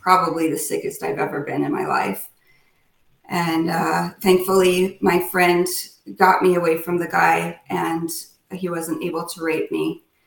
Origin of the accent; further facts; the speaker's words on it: Chino Valley, Arizona, United States; moved away as an adult; also born or lived in Phoenix, Arizona / Southwest US; now in Winston-Salem, United States; I was from Chino Valley, Arizona, which is a very small town.